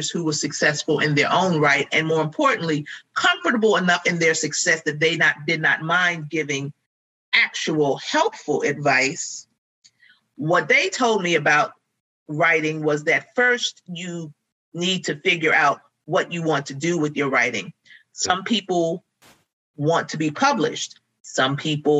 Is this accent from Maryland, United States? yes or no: yes; Baltimore, Maryland, United States; also born or lived in New Jersey; I am not originally from Baltimore. I moved here when I was very, very young. I'm originally born in New Jersey, but I feel like I've been here a long time